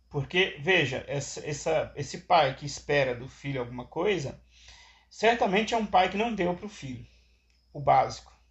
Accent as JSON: {"language": "Portuguese", "region": "Minas Gerais", "country": "Brazil", "said": "Aí eu sou de uma região, do estado de Minas Gerais, que as pessoas migram para os Estados Unidos"}